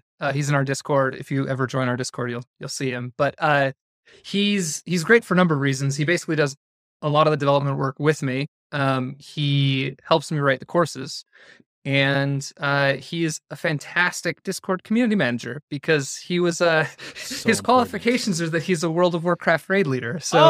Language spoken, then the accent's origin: English; Utah, United States; I'm from Northern Utah. I have a wife and a daughter.